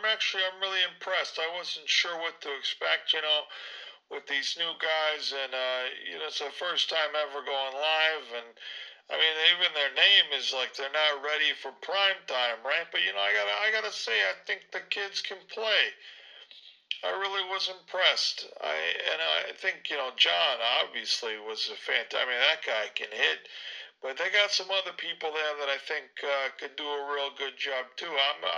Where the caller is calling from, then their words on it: Berwyn, Illinois, United States; from Berwyn